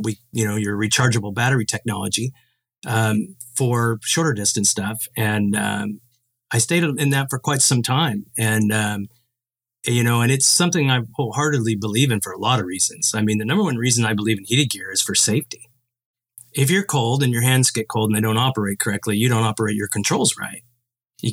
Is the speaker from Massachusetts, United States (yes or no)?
no; Oregon, United States; I grew up in Oregon